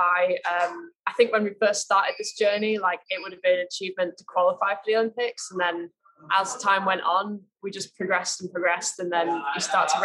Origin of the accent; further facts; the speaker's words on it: Manchester, North West England, United Kingdom; moved away as an adult; now in Corby, United Kingdom; I grew up in Manchester.